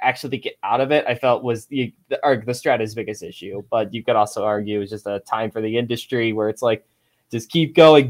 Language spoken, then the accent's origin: English; Detroit, Michigan, United States; I'm from Detroit, I'm living 2 hours from Cedar Point